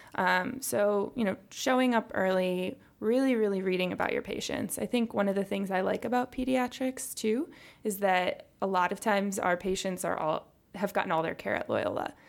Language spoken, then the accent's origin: English; Chicago, Illinois, United States; also born or lived in Texas; we're both from the Chicago area